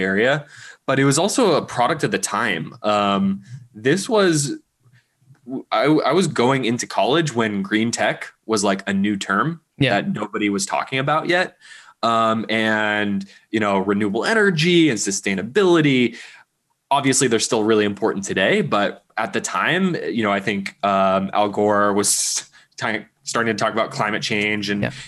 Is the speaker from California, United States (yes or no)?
yes; Berkeley, California, United States; I grew up in Berkeley, California